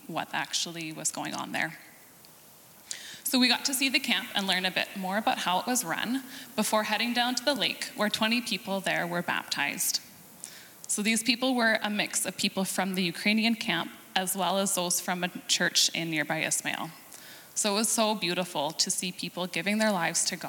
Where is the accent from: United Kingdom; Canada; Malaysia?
Canada; since we're Canadian